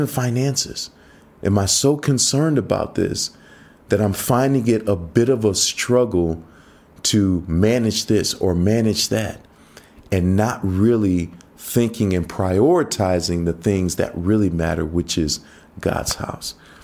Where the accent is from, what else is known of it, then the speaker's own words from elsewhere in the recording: United States; moved away; growing up in the States